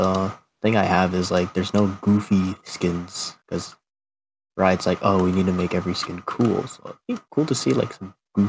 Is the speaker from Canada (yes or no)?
yes; Canada; I'm from Canada.